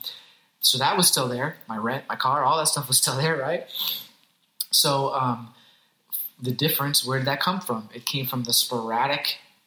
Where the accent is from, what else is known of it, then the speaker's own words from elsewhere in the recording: Hartford, Connecticut, United States; I grew up in Hartford, Connecticut, in Hartford, a.k.a. the Heartbeat